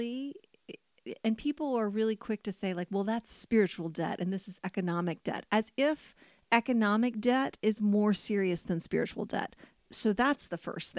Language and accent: English; United States; as an American